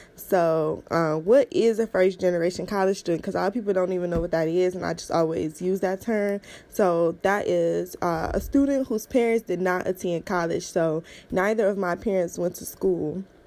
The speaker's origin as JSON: {"language": "English", "town": "Cleveland", "region": "Ohio", "country": "United States", "said": "I am from Cleveland, Ohio."}